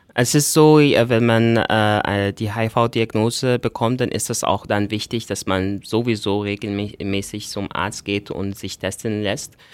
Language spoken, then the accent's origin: German; Egypt; now in Austria; ich bin äh, ursprünglich aus Ägypten, ähm, ich bin mittlerweile Österreicher